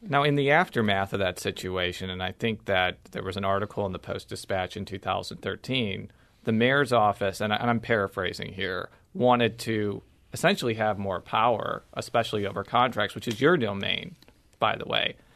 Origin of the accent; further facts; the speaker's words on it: Illinois, United States; I am from Illinois